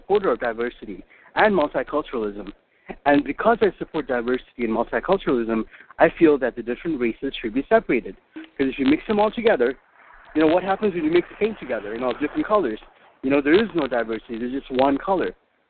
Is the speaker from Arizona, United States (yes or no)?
yes; Arizona, United States; I'm from Arizona.